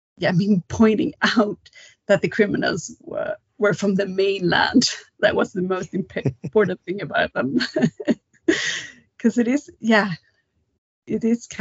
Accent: Kalmar, Kalmar County, Sweden; now in Stockholm, Sweden; Because I'm from the south of Sweden, a small town called Kalmar, but I live in Stockholm now, the capital

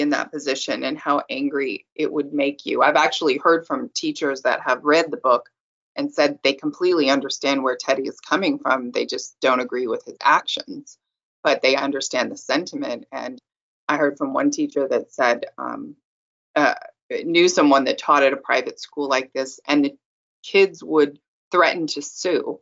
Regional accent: California, United States; I'm from California

